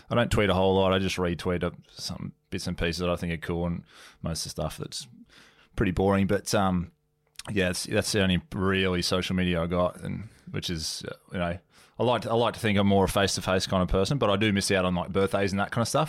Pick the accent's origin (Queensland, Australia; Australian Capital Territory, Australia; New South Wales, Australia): Queensland, Australia; Sunshine Coast; moved away; I was from Sunny Coast